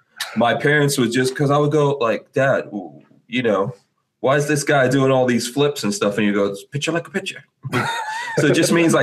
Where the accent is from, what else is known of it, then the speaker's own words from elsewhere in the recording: Guyana; I'm from Guyana. I was born in Guyana, which is in South America.